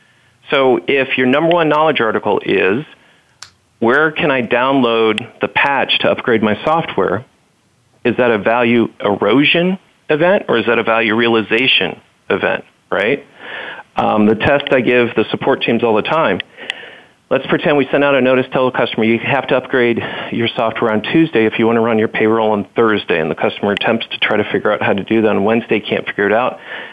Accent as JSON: {"language": "English", "region": "the South", "country": "United States", "tie": "born or raised there", "said": "And growing up in the South, I'll have to say Waffle House."}